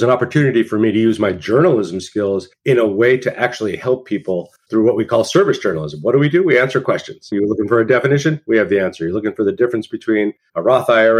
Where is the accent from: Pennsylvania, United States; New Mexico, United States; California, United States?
New Mexico, United States; Santa Fe; moved away; also born or lived in New York; I grew up in Santa Fe, New Mexico.